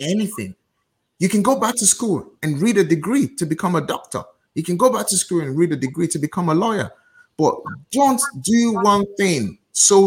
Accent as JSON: {"language": "English", "country": "Nigeria", "moved": "yes", "lives_now": "United Kingdom", "said": "as a Nigerian"}